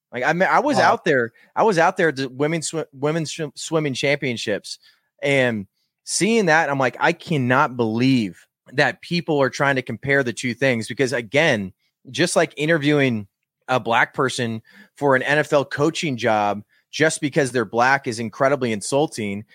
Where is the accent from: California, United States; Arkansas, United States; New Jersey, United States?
California, United States; Walnut Creek; born in Walnut Creek, California. That's in the San Francisco Bay Area